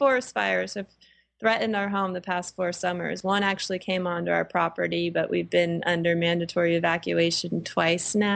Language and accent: English; Ohio, United States; moved away as an adult; I grew up in Ohio